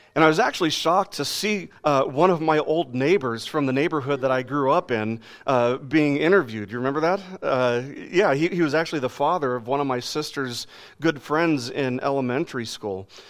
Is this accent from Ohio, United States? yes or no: no; Las Vegas, Nevada, United States; I grew up in Las Vegas